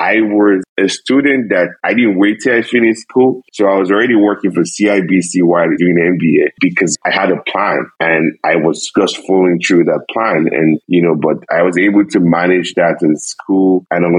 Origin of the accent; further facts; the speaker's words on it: Nigeria; moved away as an adult; now in Canada; I'm originally from Nigeria